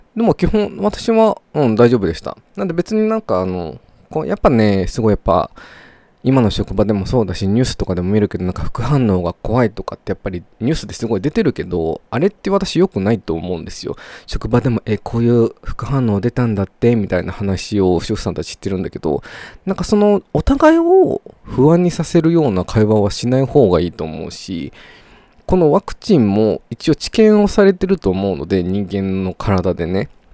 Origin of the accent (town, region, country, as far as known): Japan; moved away as an adult; also born or lived in Australia